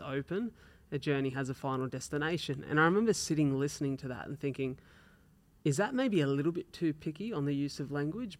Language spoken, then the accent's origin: English; Wollongong, New South Wales, Australia; we're from Wollongong, so Wollongong's it's like a city